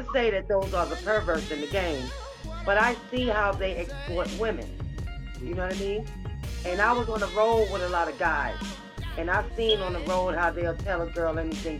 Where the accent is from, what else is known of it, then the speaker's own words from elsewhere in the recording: New York City, New York, United States; now in Virginia, United States; growing up in Fort Greene was hard.